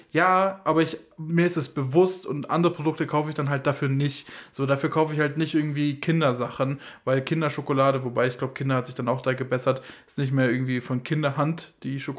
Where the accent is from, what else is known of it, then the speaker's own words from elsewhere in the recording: Germany; ich auch, als Deutscher brauche